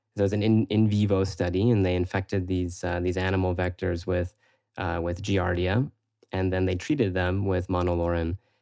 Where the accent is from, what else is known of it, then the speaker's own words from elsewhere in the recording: Florida, United States; moved away as an adult; also born or lived in San Francisco; I'm originally from Florida